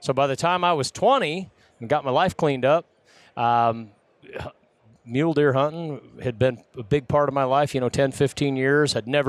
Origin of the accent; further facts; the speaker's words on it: southeast Idaho, United States; Yeah, I grew up in southeast Idaho. I was born in 69